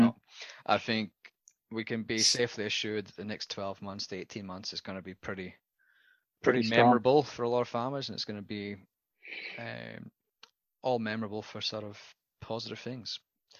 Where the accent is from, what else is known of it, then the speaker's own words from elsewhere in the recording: Scotland, United Kingdom; as a Scotsman, I follow my father's footsteps